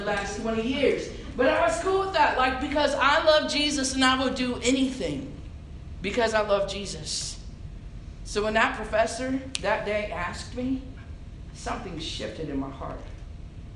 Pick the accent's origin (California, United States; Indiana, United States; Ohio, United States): Indiana, United States; moved away as an adult; also born or lived in Illinois; now in San Angelo, United States; I was born and raised in Indiana